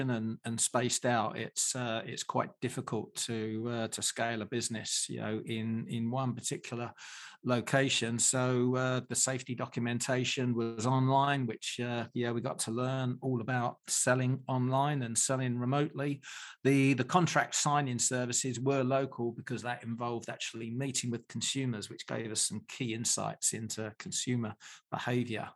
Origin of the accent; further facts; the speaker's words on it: London, United Kingdom; moved away as an adult; now in Australia; I was born in London some time ago now and started my first business at 19, which was selling products from the back of a van driving around South London.